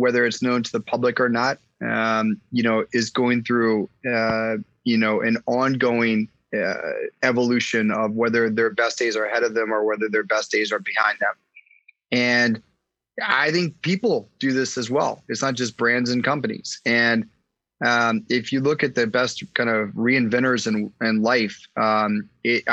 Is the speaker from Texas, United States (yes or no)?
no; Washington, District of Columbia, United States; I grew up in Washington, D.C.